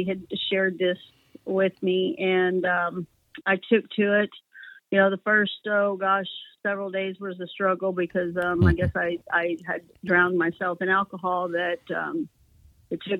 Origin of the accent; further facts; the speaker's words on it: Texas, United States; accent: Texas; also born or lived in California; I do have that Texas accent. That's, yeah, you know, where I've pretty much have been raised, but born in California